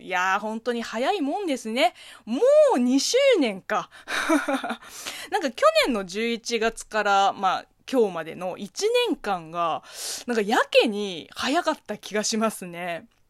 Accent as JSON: {"language": "Japanese", "region": "Zhejiang", "country": "China", "tie": "born or raised there", "second_language": "Japanese", "moved": "yes", "lives_now": "Japan", "said": "中国生まれ、中国育ちの私"}